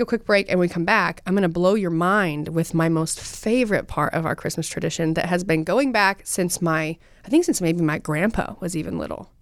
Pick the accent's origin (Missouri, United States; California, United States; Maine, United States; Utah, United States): Utah, United States; I'm from Utah and we love hunting.